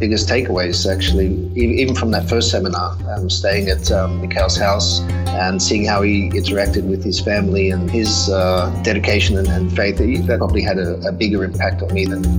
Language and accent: English; Japan; Yeah, I was from Japan. I went to London and I started a group up there.